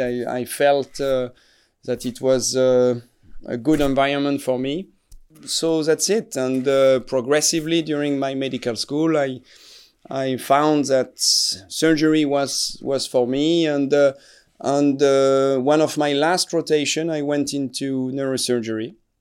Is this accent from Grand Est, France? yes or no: yes; Strasbourg, Grand Est, France; English is a second language; I am originally from Strasbourg. I was not born here, but my, my family is from here. So I'm from, from Alsace